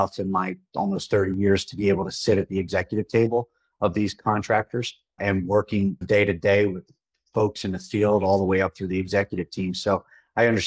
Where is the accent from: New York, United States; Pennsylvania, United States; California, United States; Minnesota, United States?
Pennsylvania, United States; Philadelphia; moved away as an adult; now in Colorado, United States; I'm originally from Philadelphia